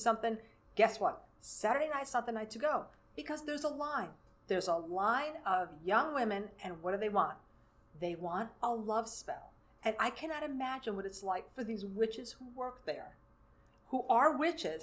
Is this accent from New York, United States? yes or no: yes; New York City, New York, United States; moved away as an adult; now in Lower Hudson Valley, United States; I grew up in New York City